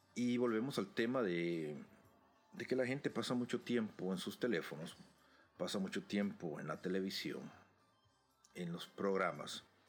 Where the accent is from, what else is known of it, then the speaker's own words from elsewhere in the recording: El Salvador; mi país, en El Salvador